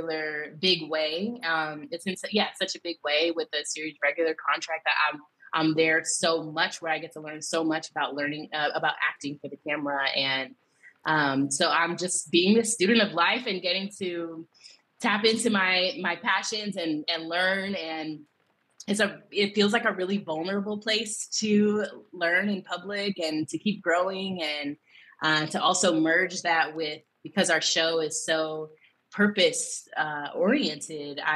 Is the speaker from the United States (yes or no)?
yes; United States; moved away as an adult; also born or lived in Brooklyn, New York / Atlanta, Georgia; now in Los Angeles, United States; growing up in the Bay and in Brooklyn, and then going to college in Atlanta